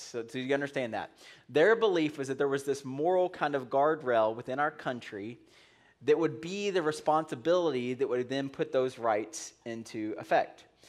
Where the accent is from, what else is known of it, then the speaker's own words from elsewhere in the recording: United States; we're Americans